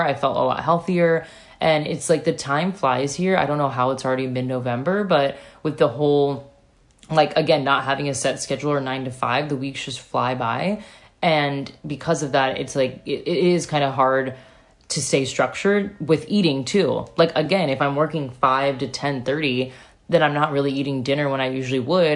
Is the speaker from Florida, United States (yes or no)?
yes; Satellite Beach, Florida, United States; moved away; I grew up in Satellite Beach, Florida, a one mile beach town